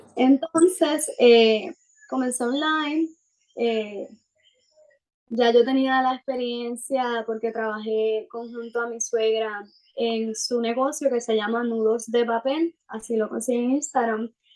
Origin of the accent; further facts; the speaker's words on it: Puerto Rico; soy de Puerto Rico